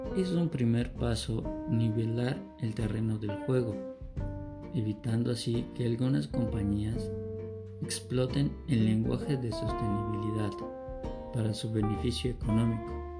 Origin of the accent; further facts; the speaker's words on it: Mexico; nosotros como mexicanos